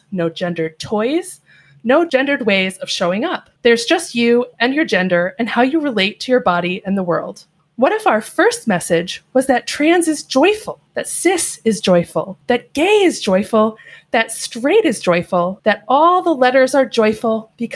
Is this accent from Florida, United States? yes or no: no; upstate New York, United States; now in Seattle, United States; I am moving away from Seattle and moving back to my home state of New York